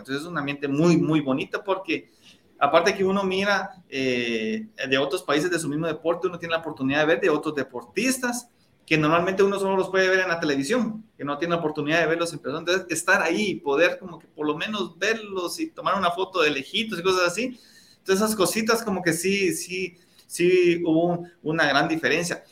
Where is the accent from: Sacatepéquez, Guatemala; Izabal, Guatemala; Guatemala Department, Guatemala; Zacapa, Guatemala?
Zacapa, Guatemala; La Unión; moved away; para la Unión, para mi pueblo, a poder visitar a, mis papás